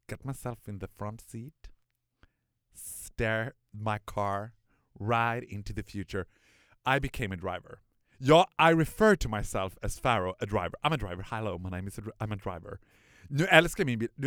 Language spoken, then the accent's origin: Swedish; Borlänge, Dalarna County, Sweden; när man var född och uppvuxen i Borlänge, det har säkert inte bara med Borlänge att göra